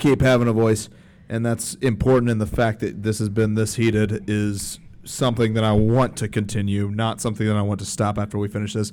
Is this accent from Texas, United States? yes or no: no; Alabama, United States; I grew up Jewish in Alabama